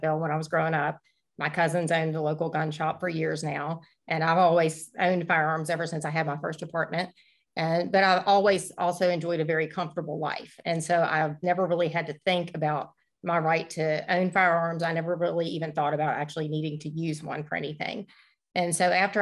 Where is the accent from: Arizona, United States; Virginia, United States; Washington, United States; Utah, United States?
Virginia, United States; I'm from Virginia